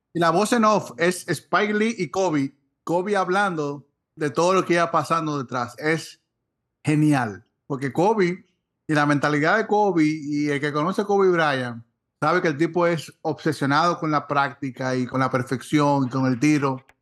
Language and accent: Spanish; Dominican Republic; nosotros como dominicanos tenemos mucho de béisbol